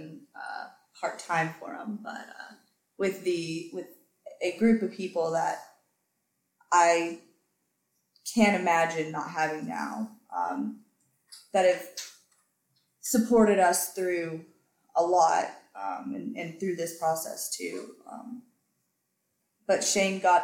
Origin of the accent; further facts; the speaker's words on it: Tennessee, United States; moved away as an adult; now in Georgia, United States; we're originally from Tennessee